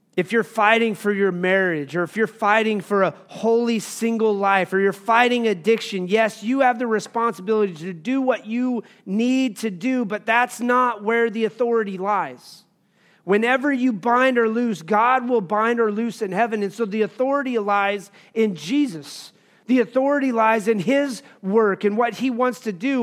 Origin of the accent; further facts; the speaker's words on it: Wyoming, United States; I grew up in Wyoming